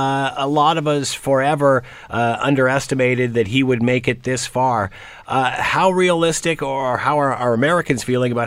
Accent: Canada; But, I mean, as a Canadian, you just don't expect that, do you?

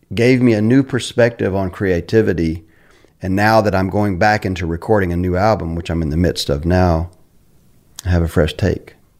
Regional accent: Carolina, United States; I grew up in Carolina

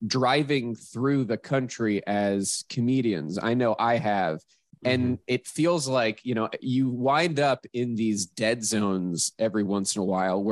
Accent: Pittsburgh, Pennsylvania, United States; where I grew up in Pittsburgh, we had 1 country station

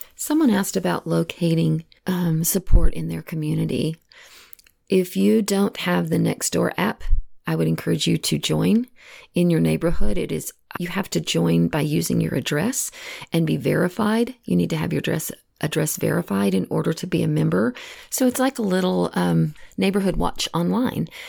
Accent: Texas, United States; moved away; I know I'm originally from Texas, and all of my family still lives back in the same area

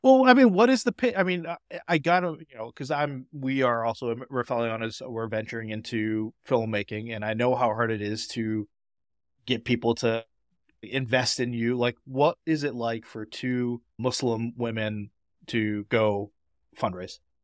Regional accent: Boston, Massachusetts, United States; I grew up in Boston.

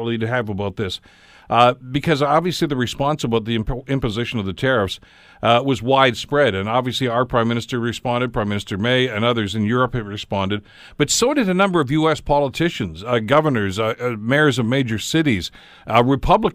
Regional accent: Canada; we're Canada

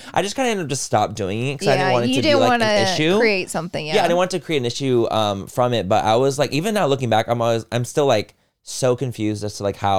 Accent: Chula Vista, California, United States; I grew up in Chula Vista, which if you guys don't know, is in San Diego, but it's like the most south portion. San Diego's right by the border. I've had like family members who are Cholas, like I grew up around that culture

